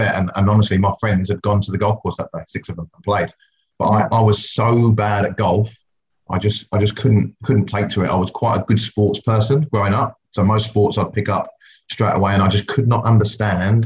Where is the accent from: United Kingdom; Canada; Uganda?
United Kingdom; England; born or raised there; also born or lived in West Indies; now in New Zealand